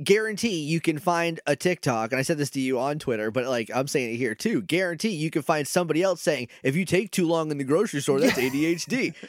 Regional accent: New England, United States; I'm just from New England.

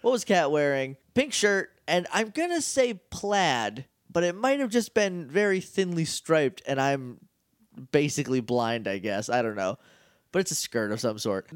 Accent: New Hampshire, United States; I'm from New Hampshire

